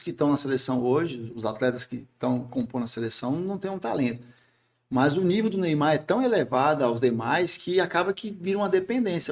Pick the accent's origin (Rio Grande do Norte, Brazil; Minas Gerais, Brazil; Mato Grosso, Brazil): Rio Grande do Norte, Brazil; Sou potiguar, comedor de ginga com tapioca